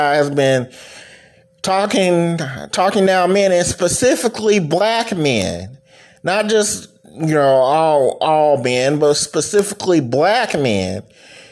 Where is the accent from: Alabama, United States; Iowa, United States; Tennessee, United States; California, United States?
Alabama, United States; Enterprise; my hometown of Enterprise